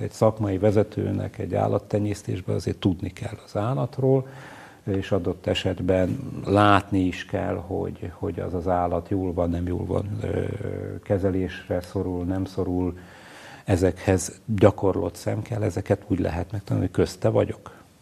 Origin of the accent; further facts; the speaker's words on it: Salgótarján, Nógrád, Hungary; also born or lived in Gödöllő; Én alapvetően iparos emberektől származom Nógrád megyében